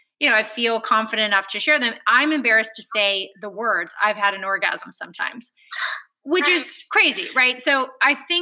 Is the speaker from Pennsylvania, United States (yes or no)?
no; Alabama, United States; I grew up in Alabama